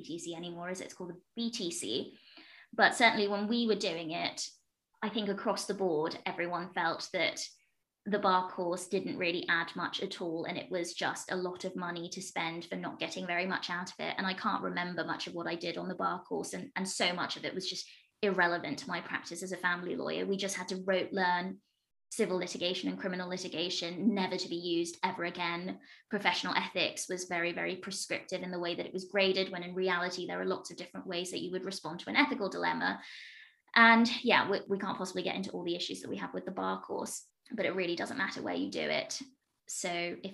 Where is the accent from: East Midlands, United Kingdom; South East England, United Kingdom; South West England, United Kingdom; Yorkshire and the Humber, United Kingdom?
East Midlands, United Kingdom; Leicester; also born or lived in London; I did the bar course in Nottingham because I'm from Leicester, so I just commuted every day.